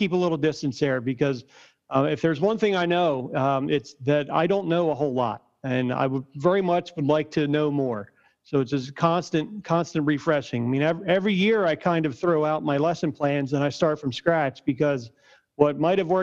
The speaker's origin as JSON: {"language": "English", "town": "Norristown", "region": "Pennsylvania", "country": "United States", "tie": "born or raised there", "said": "I'm from Norristown myself. I'm born and raised from Norristown, right outside of Philly"}